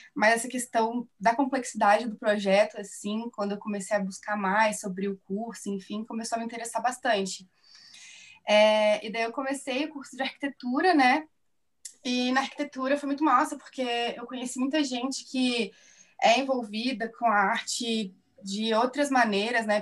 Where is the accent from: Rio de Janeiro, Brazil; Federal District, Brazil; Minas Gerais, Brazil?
Minas Gerais, Brazil; Divinópolis; now in Curitiba, Brazil; eu sou mineira, eu sou de Divinópolis, Minas Gerais, mas eu já moro aqui em Curitiba já tem um tempo.